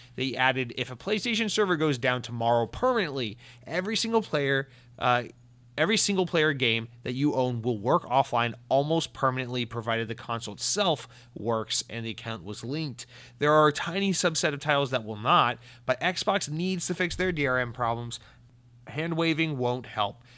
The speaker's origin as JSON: {"language": "English", "country": "United States", "said": "I'm American"}